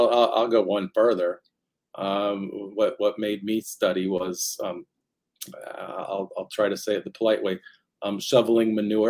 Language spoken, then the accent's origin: English; Eagle Grove, Iowa, United States; also born or lived in Denver, Colorado; So I was born in Denver, Colorado, but I was raised in Iowa. So from like four on. Raised in Eagle Grove, Iowa, tiny little town, did a lot of farm work